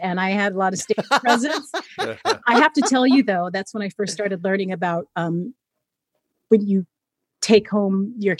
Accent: Fresno, California, United States; moved away as an adult; also born or lived in New York; I'm from Fresno, California, and my parents were still in Fresno, and I just moved to New York when I was 18

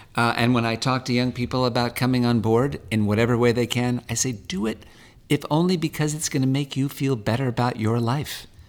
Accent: Los Angeles, California, United States; also born or lived in Malibu; native Californian. I grew up half in the valley, a, a mile or two from here. I was born in Sherman Oaks

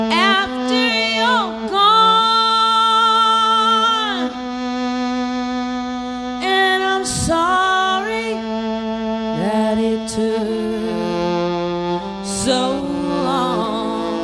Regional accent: Seattle, Washington, United States; in my hometown of Seattle

